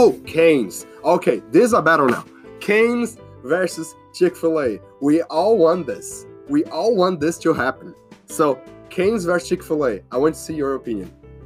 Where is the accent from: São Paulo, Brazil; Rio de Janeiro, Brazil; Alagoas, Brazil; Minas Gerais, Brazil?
São Paulo, Brazil; English is a second language; moved away; I'm from Brazil.